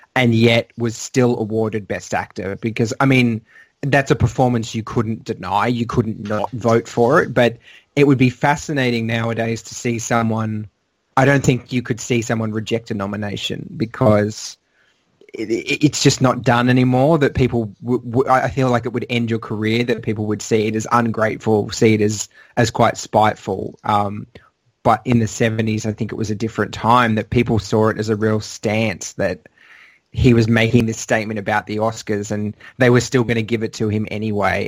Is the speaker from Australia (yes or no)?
yes; Australia; I don't just say that as an Australian